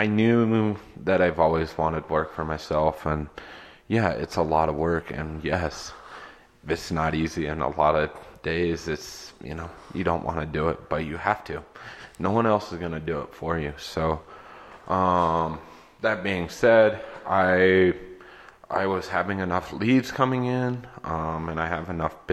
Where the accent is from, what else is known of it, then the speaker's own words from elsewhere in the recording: Northeast Nebraska, United States; also born or lived in East Coast; now in Denver, United States; I grew up in Northeast Nebraska originally